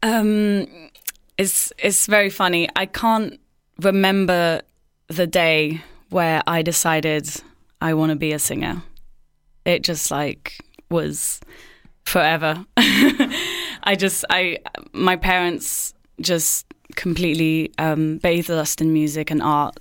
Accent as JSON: {"language": "English", "town": "Marseille", "region": "Provence-Alpes-Côte d'Azur", "country": "France", "tie": "born or raised there", "moved": "as an adult", "lives_now": "London, United Kingdom", "said": "I grew up in Marseille, but with like a bicultural, basically half English, half French"}